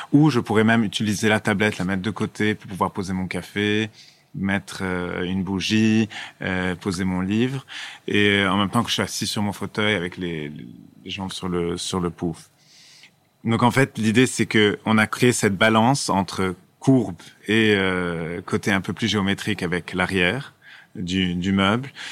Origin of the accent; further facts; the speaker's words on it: Lebanon; en tant que Libanais